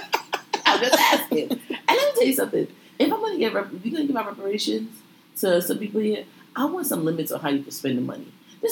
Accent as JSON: {"language": "English", "town": "New York City", "region": "New York", "country": "United States", "tie": "born or raised there"}